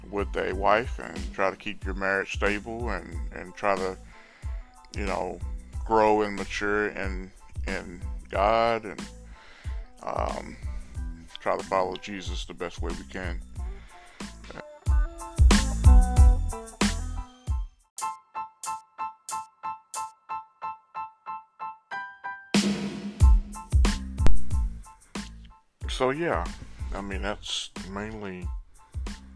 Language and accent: English; Orange, Texas, United States; also born or lived in Baytown, Texas; I was born and raised in Orange, Texas